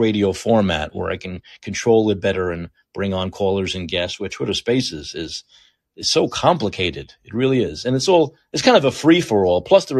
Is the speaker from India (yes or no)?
no; Canada; maybe being Canadian is one of the reasons why